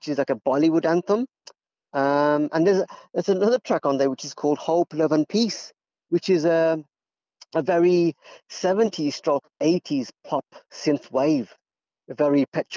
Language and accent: English; Wolverhampton, West Midlands, United Kingdom; I'm born and bred in Wolverhampton.